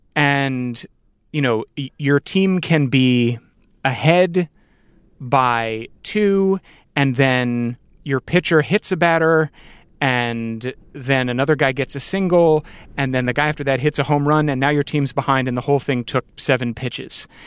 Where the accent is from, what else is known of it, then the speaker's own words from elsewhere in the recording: Northern Virginia, United States; I grew up in Northern Virginia